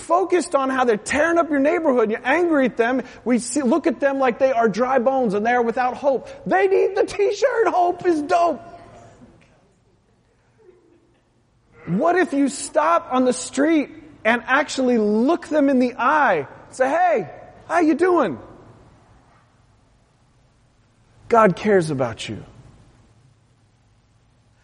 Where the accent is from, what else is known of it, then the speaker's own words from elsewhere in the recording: West Coast, United States; I'm from the West Coast